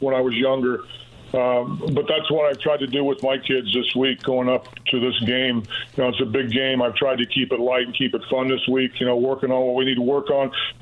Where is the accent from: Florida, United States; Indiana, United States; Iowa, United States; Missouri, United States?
Indiana, United States; Owensburg; growing up in Owensburg, a small town